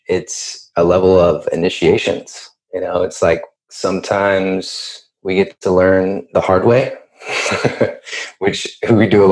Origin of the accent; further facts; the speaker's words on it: Issaquah, Washington, United States; also born or lived in Bellevue, Washington / North Bend, Washington; now in Bay Area, United States; we grew up in Issaquah and North Bend, like Snoqualmie Falls in that area